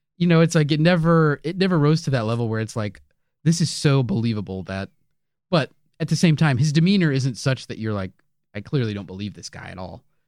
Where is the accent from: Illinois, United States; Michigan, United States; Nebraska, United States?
Illinois, United States; Chicago; we're from Chicago